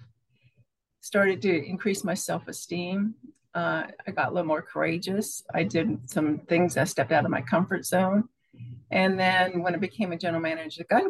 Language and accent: English; Pennsylvania, United States; now in Florida, United States; I was born in Pennsylvania. I'm a farm girl, quiet